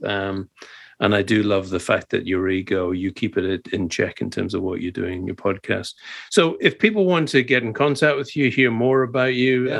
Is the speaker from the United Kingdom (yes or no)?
yes; Scotland, United Kingdom; I'm a Scottish Presbyterian